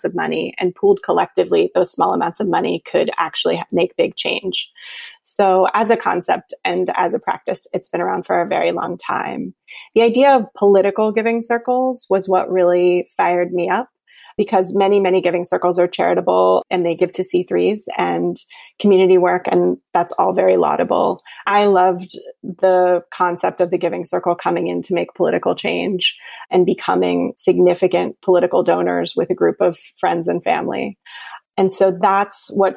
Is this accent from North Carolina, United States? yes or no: yes; North Carolina, United States; my home state of North Carolina in Raleigh